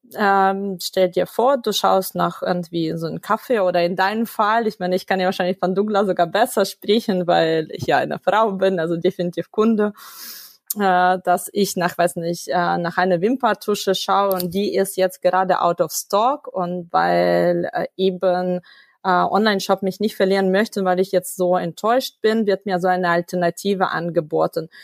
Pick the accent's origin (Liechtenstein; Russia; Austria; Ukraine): Ukraine; first language Russian; German is a second language; now in Germany; ich komme ursprünglich aus der Ukraine. Meine Muttersprache ist Russisch.